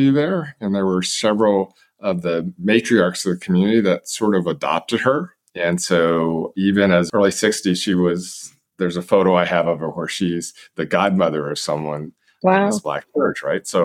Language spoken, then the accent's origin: English; Manhattan, Kansas, United States; also born or lived in Japan; I was born in Japan, as Linda mentioned moved to the United States as a toddler, and we settled in Manhattan, Kansas, which is uh, near Fort Riley, Kansas.